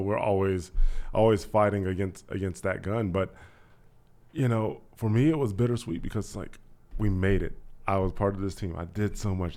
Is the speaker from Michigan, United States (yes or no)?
no; Dayton, Ohio, United States; also born or lived in Kentucky / Miamisburg, Ohio; Born in Kentucky, was brought up in Dayton, Ohio because my parents were seeking opportunities, better opportunities for work and for school